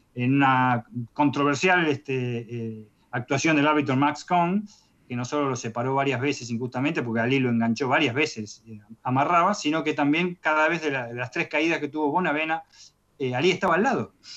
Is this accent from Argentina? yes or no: yes; Loma Hermosa, Buenos Aires Province, Argentina; yo con 11 años este, eh, vivía en Loma Hermosa, recuerdo acá en el partido 3 de febrero